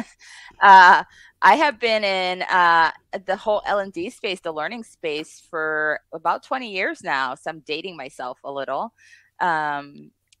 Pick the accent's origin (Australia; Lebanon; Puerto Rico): Puerto Rico; now in Las Vegas, United States; I'm from Puerto Rico